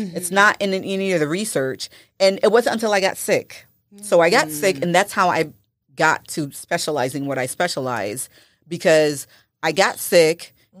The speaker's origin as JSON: {"language": "English", "country": "Haiti", "lives_now": "United States", "said": "Because I'm from Haiti, and there is so much herbal knowledge."}